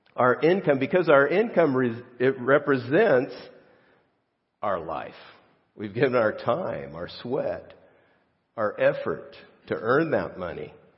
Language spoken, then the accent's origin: English; Los Angeles, California, United States; I grew up in Los Angeles